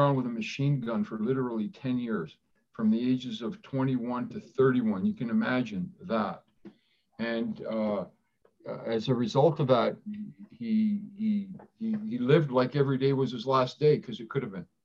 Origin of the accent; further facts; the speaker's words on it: Toronto, Ontario, Canada; first language Greek; English is a second language; We grew up in Parkdale in Toronto.